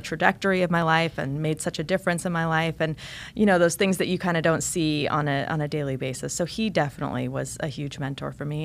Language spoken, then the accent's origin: English; eastern Oregon, United States; also born or lived in Germany / Boston / Los Angeles; now in South Florida, United States; eventually moved to this really small town in the mountains of eastern oregon uh, really rural environment